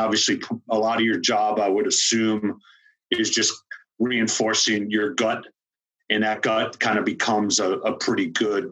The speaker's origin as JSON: {"language": "English", "area": "Long Island", "region": "New York", "country": "United States", "said": "I'm from Long Island."}